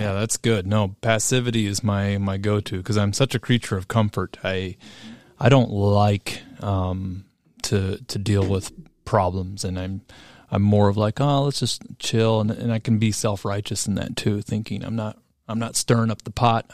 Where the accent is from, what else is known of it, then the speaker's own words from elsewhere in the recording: Oskaloosa, Iowa, United States; I'm from Oskaloosa, Iowa